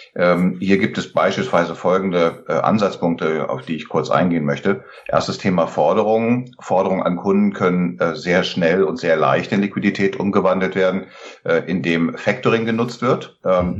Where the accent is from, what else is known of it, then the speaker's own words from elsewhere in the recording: Lower Saxony, Germany; now in Oberursel, Germany; bin gebürtiger Niedersachse